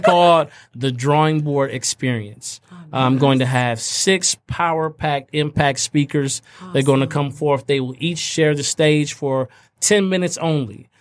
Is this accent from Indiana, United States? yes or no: yes; Fort Wayne, Indiana, United States; those who I grew up with in Fort Wayne, Indiana